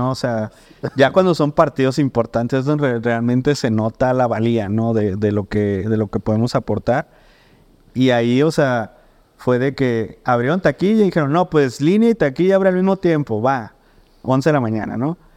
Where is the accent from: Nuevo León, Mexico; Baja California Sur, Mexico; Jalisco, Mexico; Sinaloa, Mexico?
Sinaloa, Mexico; Mazatlán; yo crecí pues en Mazatlán